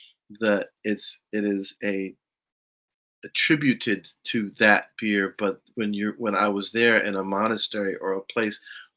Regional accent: New Jersey, United States; moved away as an adult; also born or lived in Germany; I grew up in New Jersey, and I, you know, my childhood was in what we call suburbia

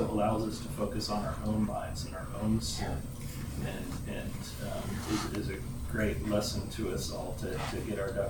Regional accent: Wisconsin, United States; I am from Wisconsin, guys.

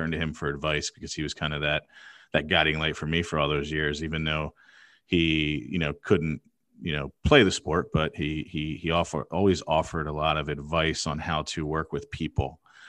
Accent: Pennsylvania, United States; So growing up outside of Philadelphia, great parents, really education focused.

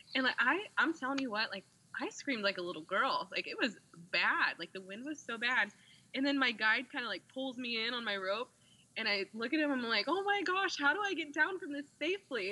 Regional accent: Indiana, United States; now in Austin, United States; I'm from Indiana

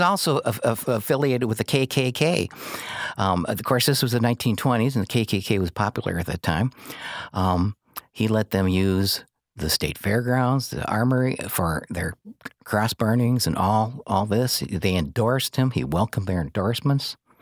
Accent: Joliet, Illinois, United States; also born or lived in Naperville / Kankakee; now in Herscher, United States; I was born in Joliet

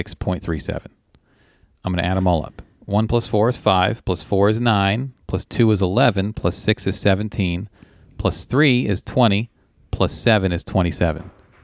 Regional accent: Tennessee, United States; I grew up in Tennessee, and we learned these in middle school.

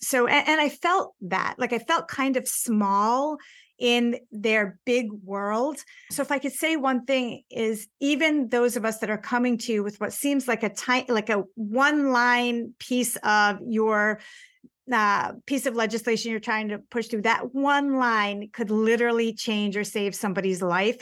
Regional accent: United States; as an American

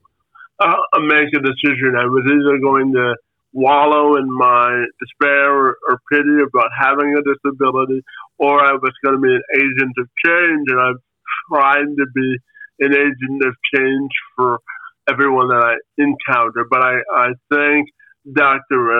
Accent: Windsor, Ontario, Canada; my brother and I are Canadian kids

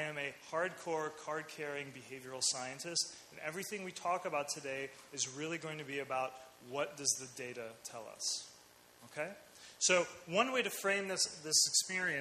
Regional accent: Chicago, Illinois, United States; I was born in the States, in Chicago

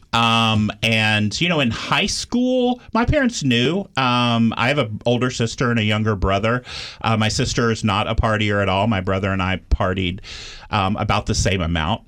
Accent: Austin, Texas, United States; I grew up in Austin, Texas, which for Texas, Austin is a, a liberal bubble

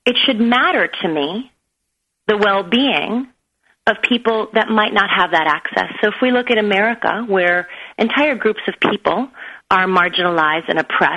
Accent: United States; born or raised there; also born or lived in Beirut, Lebanon

